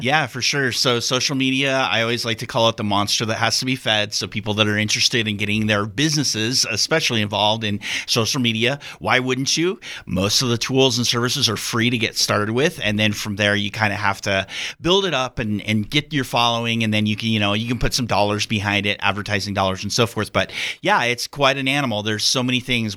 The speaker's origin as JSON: {"language": "English", "region": "Central Oregon", "country": "United States", "moved": "as an adult", "lives_now": "Wyoming, United States", "said": "I'm actually come from Oregon. Um, was there for most of my life"}